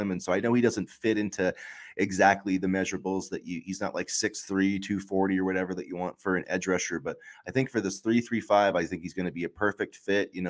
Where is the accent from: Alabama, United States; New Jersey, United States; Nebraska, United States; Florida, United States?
Nebraska, United States; I could be wrong, but you know, hopefully I'm not for I'm from Nebraska, you know perspective.